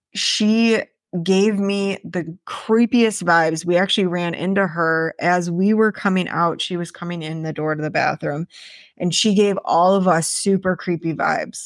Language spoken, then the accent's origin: English; Wisconsin, United States; moved away; I grew up in Wisconsin